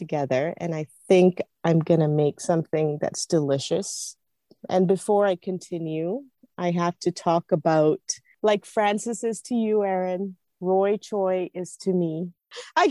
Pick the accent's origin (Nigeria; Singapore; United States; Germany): Singapore; I grew up in Singapore